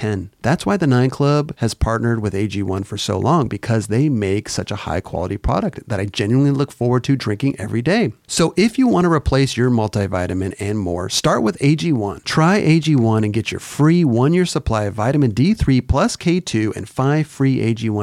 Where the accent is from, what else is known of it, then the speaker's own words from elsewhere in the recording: Southern California, United States; the closest skate park to me growing up was Santa Barbara Powell Skate Zone, about 2 hours away